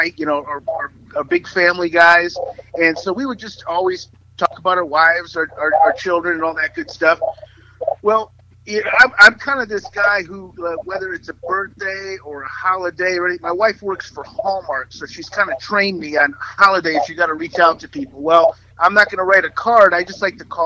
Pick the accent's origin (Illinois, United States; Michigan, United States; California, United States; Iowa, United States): Michigan, United States; Detroit; moved away; I grew up in Detroit.